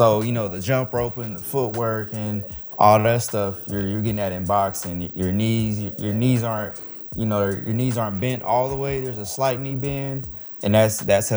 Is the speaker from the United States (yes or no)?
yes; Dallas, Texas, United States; also born or lived in Emporia, Kansas; I'm from Dallas, Texas. So I went to DeSoto High School out here.